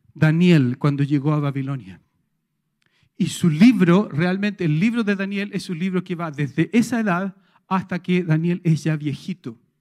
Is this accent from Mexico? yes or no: no; Chile; todos nosotros como sociedad chilena